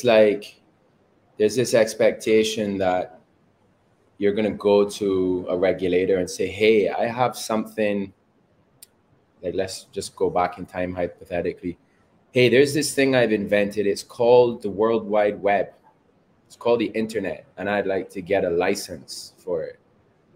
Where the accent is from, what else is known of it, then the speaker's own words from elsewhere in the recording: Barbados; also born or lived in England / Canada; I was born in England, but raised in Barbados.